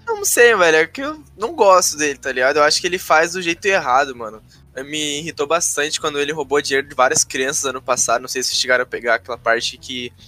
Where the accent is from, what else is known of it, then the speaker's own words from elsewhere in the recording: Rio Grande do Sul, Brazil; sou do Rio Grande do Sul, tenho 19 anos.